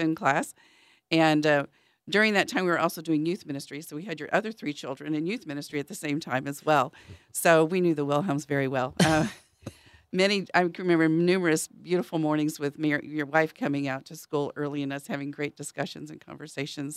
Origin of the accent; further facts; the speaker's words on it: Dallas, Texas, United States; also born or lived in St. Louis, Missouri; I grew up in the city. Um, I'm originally from Saint Louis, Missouri, and then from Dallas, Texas